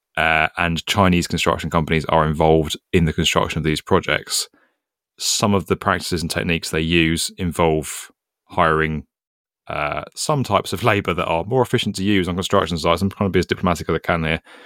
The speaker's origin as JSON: {"language": "English", "country": "United Kingdom", "said": "As a British guy"}